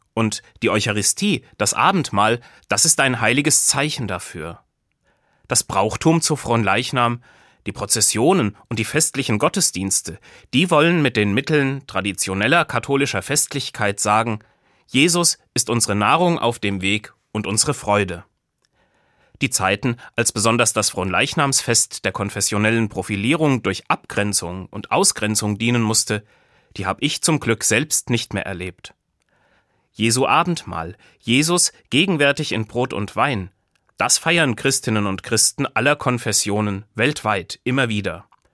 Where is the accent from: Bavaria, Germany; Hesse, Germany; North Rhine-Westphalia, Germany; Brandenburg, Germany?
Hesse, Germany; Buseck; Zuhause in Busek wach werden, wo ich aufgewachsen bin. Dort, in Busek bei Gießen